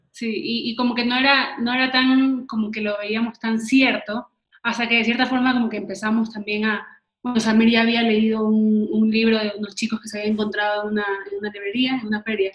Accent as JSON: {"language": "Spanish", "country": "Ecuador", "said": "cuando salimos de Ecuador, ya sentíamos que ya no estás en tu casa, ya no estás como que en tu, como que en tu tierra"}